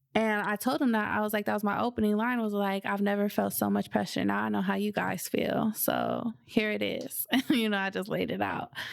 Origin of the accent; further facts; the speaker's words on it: Southern California, United States; now in Seattle, United States; I'm from Southern California